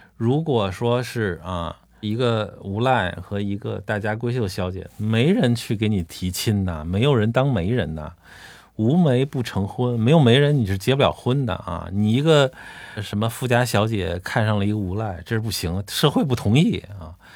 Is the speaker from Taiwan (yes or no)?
no; China; 我们中国人祖先